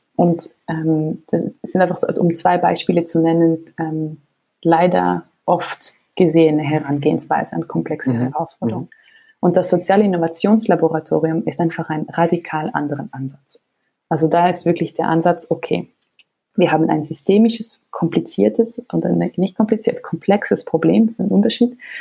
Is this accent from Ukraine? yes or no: no; Switzerland; als Schweizerin